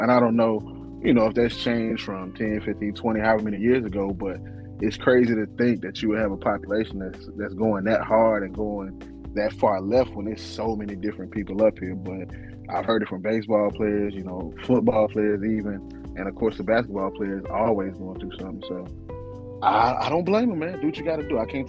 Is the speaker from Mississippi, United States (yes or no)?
yes; Mississippi, United States; I'm from the South, deep South, Mississippi.